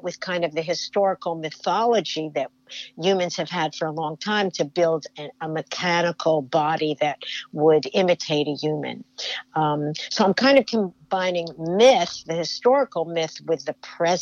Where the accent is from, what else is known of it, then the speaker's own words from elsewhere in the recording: New Jersey, United States; when I was growing up in New Jersey